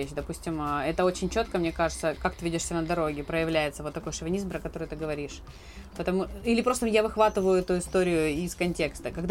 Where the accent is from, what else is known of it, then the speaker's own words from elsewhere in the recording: Krasnodar, Krasnodar Krai, Russia; И вместе с нами в этой машине были ребята из Москвы, кто-то там был э, из средней полосы, и мы были из Краснодара.